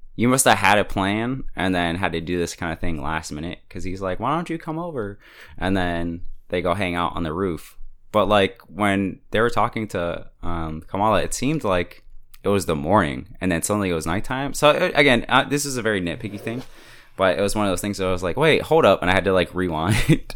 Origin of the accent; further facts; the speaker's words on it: United States; as an American